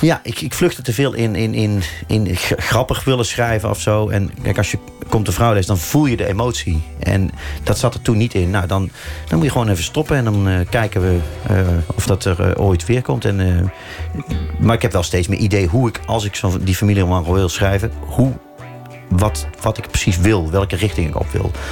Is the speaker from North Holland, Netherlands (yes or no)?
no; North Brabant, Netherlands; moved away as an adult; now in Amsterdam, Netherlands; Maar ik voel me absoluut ook Brabander.